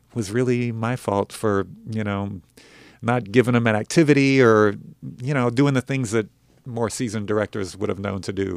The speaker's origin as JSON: {"language": "English", "town": "Denver", "region": "Colorado", "country": "United States", "tie": "born or raised there", "also_born_or_lived": "Los Angeles", "moved": "yes", "lives_now": "Nashville, United States", "said": "growing up in Denver"}